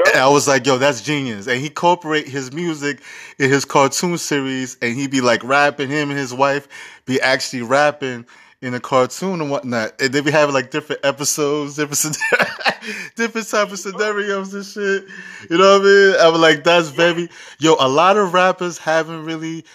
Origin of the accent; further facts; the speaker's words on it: New York City, New York, United States; I'm from Harlem